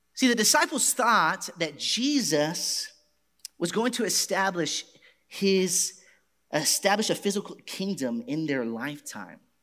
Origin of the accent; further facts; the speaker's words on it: Garland, Texas, United States; my hometown, Garland.